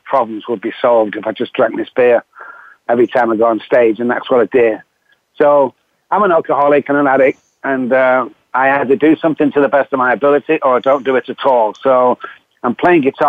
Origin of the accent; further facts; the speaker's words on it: Manchester, North West England, United Kingdom; accent: Manchester; I'm from Manchester in the United Kingdom